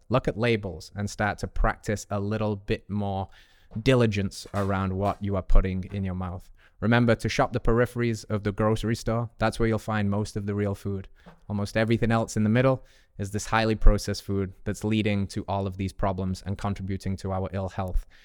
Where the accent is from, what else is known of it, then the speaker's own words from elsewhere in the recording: England, United Kingdom; moved away; as an English boy